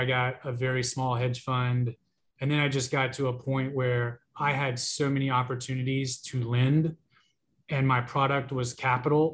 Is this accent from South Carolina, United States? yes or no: yes; Greenville, South Carolina, United States; I was born on North Main Street here in Greenville